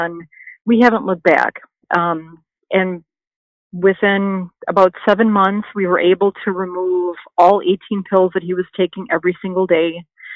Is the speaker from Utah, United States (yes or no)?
no; Wisconsin, United States; moved away as an adult; also born or lived in Missouri; now in California, United States; We're from Wisconsin, you know, there's really no medical program there